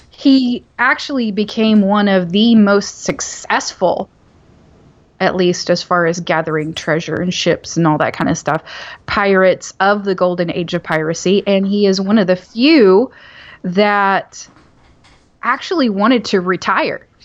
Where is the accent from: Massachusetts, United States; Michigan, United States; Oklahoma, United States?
Oklahoma, United States; While he's from Central Oklahoma, I'm from Southern Oklahoma, and it's a whole lot worse down there, honey.